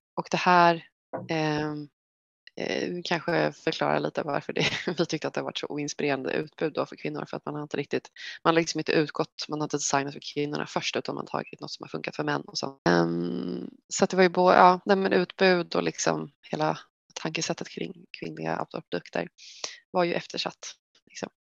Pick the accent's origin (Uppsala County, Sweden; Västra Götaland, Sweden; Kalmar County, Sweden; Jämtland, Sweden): Kalmar County, Sweden; Västervik; moved away as an adult; now in Stockholm, Sweden; jag är uppvuxen i Västervik i Småland som är en liten vacker stad vid havet.